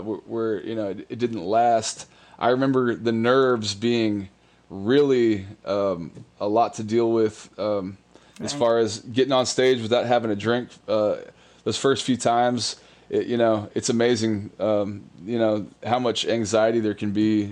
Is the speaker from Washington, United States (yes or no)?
no; New Braunfels, Texas, United States; moved away as an adult; I born and raised in New Braunfels, Texas